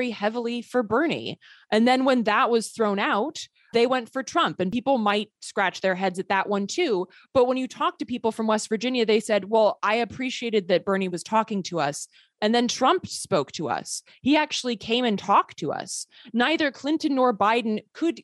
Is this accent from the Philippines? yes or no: no; Sweden; moved away; I grew up partially in Sweden. I'm a Swedish citizen